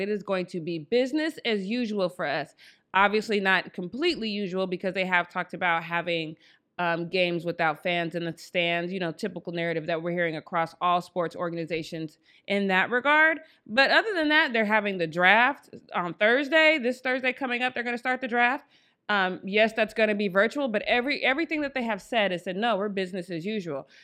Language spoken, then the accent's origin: English; Denver, Colorado, United States; I am from Denver, Colorado